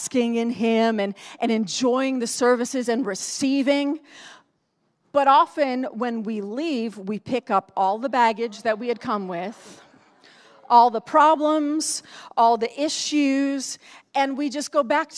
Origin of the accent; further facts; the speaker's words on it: Northeast, United States; moved away; I grew up in the Northeast. It gets cold up there.